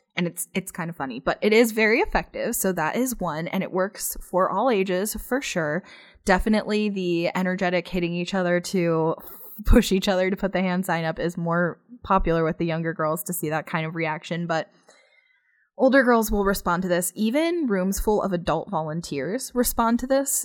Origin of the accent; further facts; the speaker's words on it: Pennsylvania, United States; now in Phoenix, United States; I'm not from here. I'm actually from Pennsylvania. And so, obviously, I grew up getting snow in the wintertime